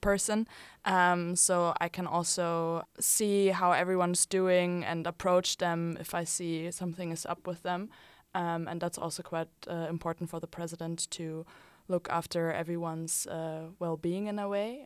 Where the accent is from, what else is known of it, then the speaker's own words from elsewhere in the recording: Germany; now in Utrecht, Netherlands; I'm from Germany